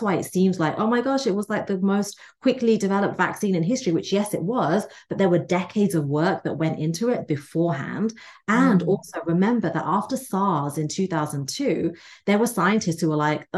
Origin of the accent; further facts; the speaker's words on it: England, United Kingdom; now in United States; I'm the child of immigrants from India. I was raised in England, live in America now